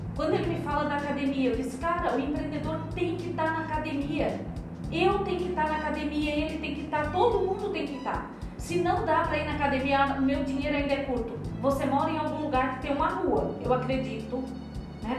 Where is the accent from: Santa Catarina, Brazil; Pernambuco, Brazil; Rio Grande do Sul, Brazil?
Santa Catarina, Brazil; interior of; also born or lived in Palhoça, Santa Catarina / Minas Gerais; Eu vim do interior de Santa Catarina